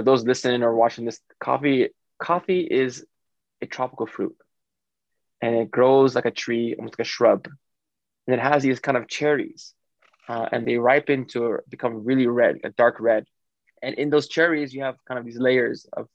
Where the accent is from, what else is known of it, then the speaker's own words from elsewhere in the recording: New York City, New York, United States; I grew up in Brooklyn where my dad had a bodega